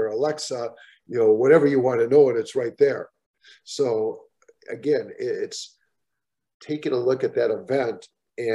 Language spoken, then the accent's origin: English; Minnesota, United States; growing up in Minnesota